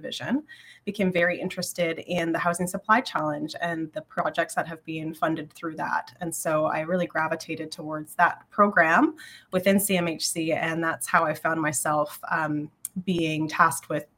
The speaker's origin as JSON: {"language": "English", "region": "Southwestern Ontario", "country": "Canada", "tie": "born or raised there", "moved": "yes", "lives_now": "Ottawa, Canada", "said": "I live in Ottawa now, but I grew up in Southwestern Ontario"}